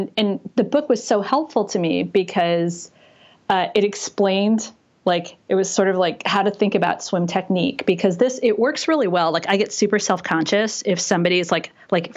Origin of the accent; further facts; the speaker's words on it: Los Angeles, California, United States; now in San Francisco, United States; I grew up in Los Angeles